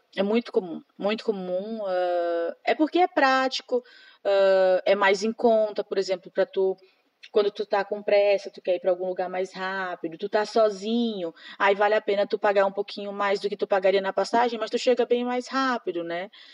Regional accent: Imperatriz, Maranhão, Brazil; moved away as an adult; now in Frederico Westphalen, Brazil; Eu sou de Imperatriz, que é uma cidade grande

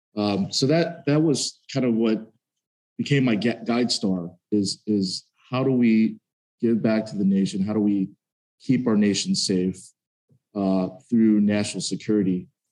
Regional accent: Dallas, Texas, United States; moved away; I grew up in Dallas, Texas

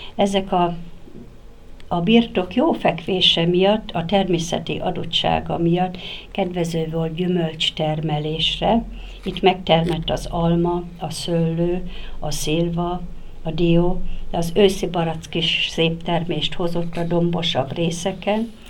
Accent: Nyékládháza, Borsod-Abaúj-Zemplén, Hungary; Én így születtem Nyéklátházán, Ebben a templomban kereszteltek meg, itt voltam, így gyakorlom mai napig is a hitemet

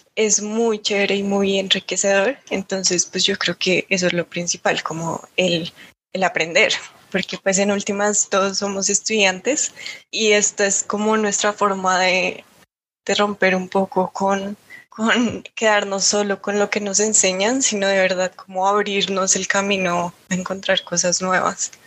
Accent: Bogotá, Colombia; siendo rola, formándome en Bogotá como, em, pues sí, como tan capitalina

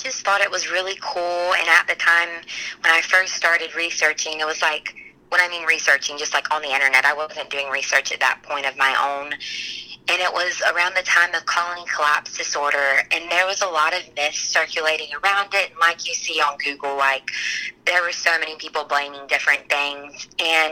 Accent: Trenton, Florida, United States; I'm from Trenton, Florida, so really small rural town.

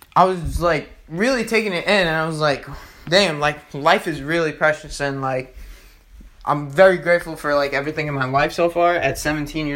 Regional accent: Hicksville, New York, United States; I'm here in Long Island, New York. I'm from Hicksville

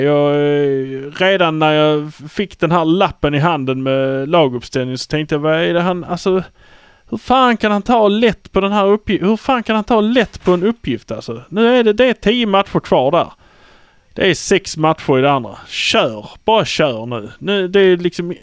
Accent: Malmö, Skåne, Sweden; vi är från Malmö.

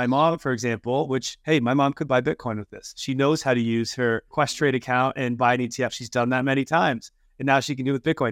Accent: Canada; I'm Canadian

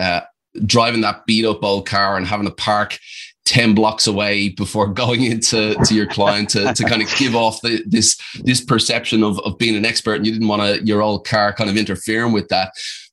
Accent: Ireland; accent: Australian; I have an Australian twang, but I'm actually Irish, so I've got this kind of cocktail going on. But I definitely have some Aussie words in there.

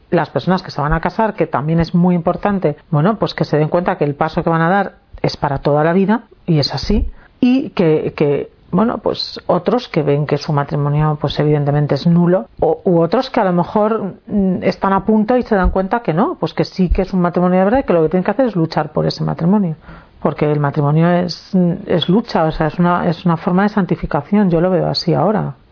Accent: Málaga, Andalusia, Spain; moved away; yo salí de Málaga para meterme en Malagón

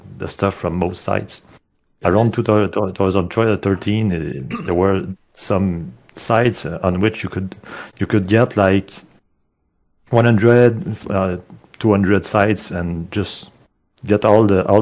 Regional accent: Quebec, Canada; I'm Canadian, so in my area the site is called Kijiji

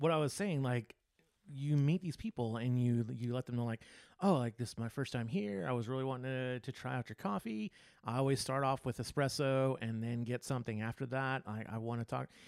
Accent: Texas, United States; moved away; also born or lived in California; I'm from Texas and I love Texas

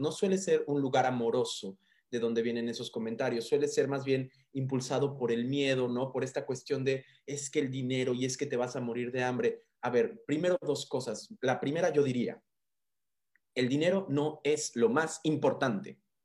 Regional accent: Mérida, Yucatán, Mexico; moved away; yo crecí en Mérida, viví muchos años en Mérida, mi niñez, mi primera niñez la viví en Mérida, Yucatán

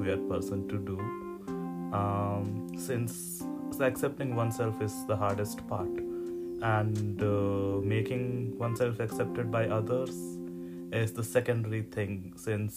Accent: India; I grew up in India

